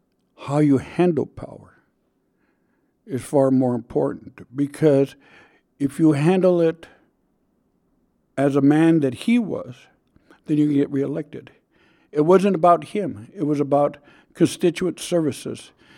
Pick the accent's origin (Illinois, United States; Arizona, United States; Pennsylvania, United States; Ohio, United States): Arizona, United States; Miami; We grew up together in Miami, Arizona, and worked on many efforts and many causes together.